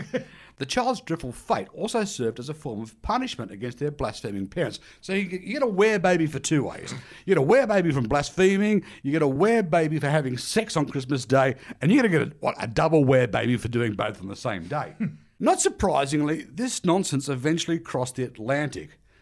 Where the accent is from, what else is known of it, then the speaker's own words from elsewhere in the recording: Australia; like many Australians